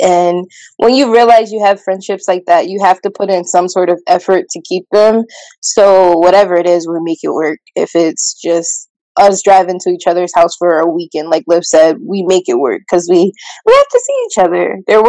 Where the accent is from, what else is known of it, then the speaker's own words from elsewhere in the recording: Pennsylvania, United States; And I'm from Pennsylvania, like outside of Philly.